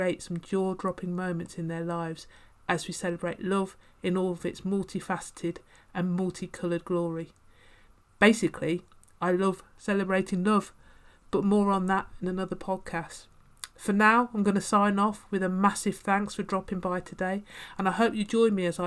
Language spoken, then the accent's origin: English; Birmingham, West Midlands, United Kingdom; accent: slight twang; moved away; Growing up in Birmingham, hence the slight twang